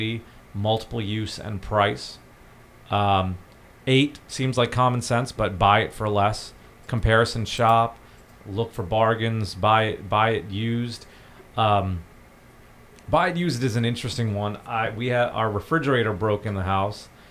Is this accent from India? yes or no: yes; India; now in United States; I'm originally from India